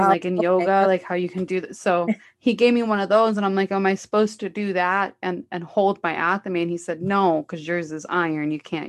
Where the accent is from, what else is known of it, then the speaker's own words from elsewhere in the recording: Los Angeles, California, United States; I'm from Los Angeles